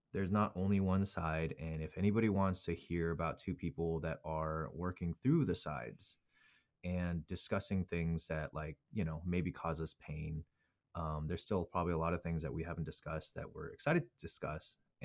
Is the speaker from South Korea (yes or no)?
yes; South Korea; born there; I was actually born in Korea. Korean is my second language.